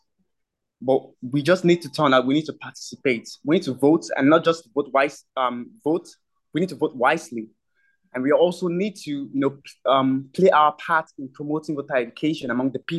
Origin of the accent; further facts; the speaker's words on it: Nigeria; as Nigerian youth